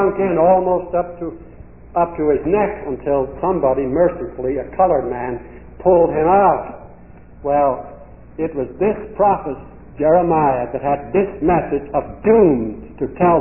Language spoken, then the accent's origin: English; Indiana, United States; I was brought up in a farm in Indiana